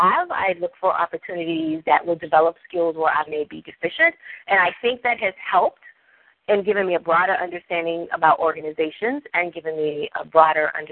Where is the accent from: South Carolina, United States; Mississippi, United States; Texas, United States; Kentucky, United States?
Mississippi, United States; I'm from Mississippi, and, you know, we talk to the cows.